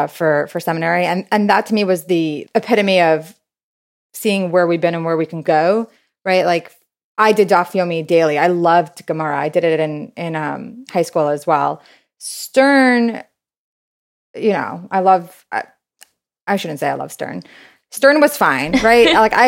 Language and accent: English; New York City, New York, United States; So I grew up in Brooklyn, New York, born and raised there. My parents are both Israeli.